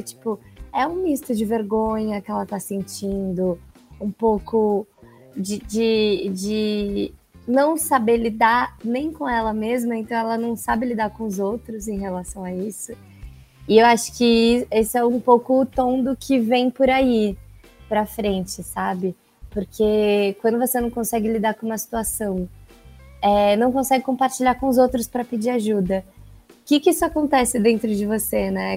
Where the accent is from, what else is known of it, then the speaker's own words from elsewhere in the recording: São Paulo, Brazil; sou de São Paulo